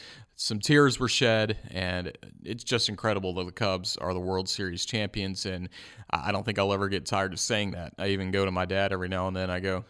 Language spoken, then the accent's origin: English; Tennessee, United States; also born or lived in Jacksonville, Florida; now in Tuscaloosa, United States; growing up in Tennessee